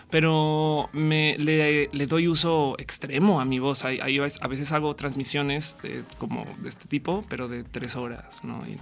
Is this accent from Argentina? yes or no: no; northern Mexico, Mexico; No, los chilangos todo el día me dicen eh, que soy norteña.